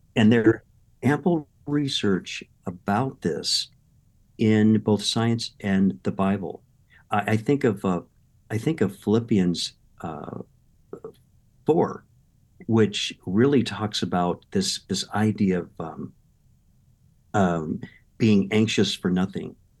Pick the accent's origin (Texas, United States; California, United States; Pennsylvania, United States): California, United States; Southern; also born or lived in Midwest; I grew up in Southern California